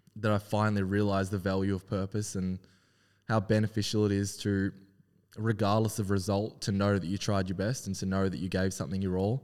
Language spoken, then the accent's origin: English; Melbourne, Victoria, Australia; also born or lived in Wellington, New Zealand; been growing up in Melbourne all my life on the Mornington Peninsula